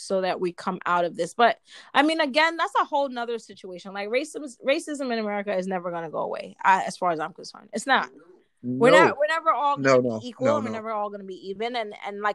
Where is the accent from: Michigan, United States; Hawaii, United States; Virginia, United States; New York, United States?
New York, United States; I'm from New York